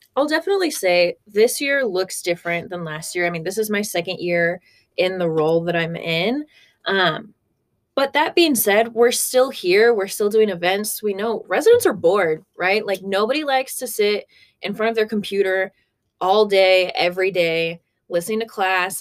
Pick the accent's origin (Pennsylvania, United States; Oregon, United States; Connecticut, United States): Oregon, United States; Corvallis; now in Arkansas, United States; I'm originally from Corvallis, Oregon, so a little far away